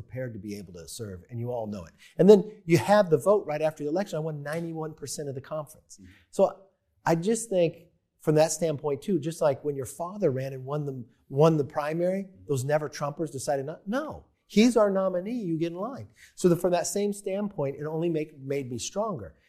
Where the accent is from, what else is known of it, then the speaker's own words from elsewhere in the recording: Bakersfield, California, United States; I'm from Bakersfield, California. I'm Irish and Italian. My father was a firefighter.